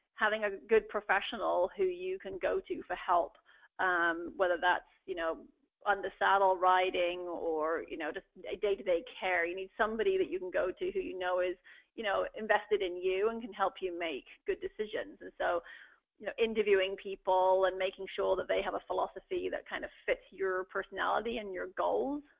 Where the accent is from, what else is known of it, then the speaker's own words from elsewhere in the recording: England, United Kingdom; moved away as an adult; now in United States; I grew up uh, keeping horses in England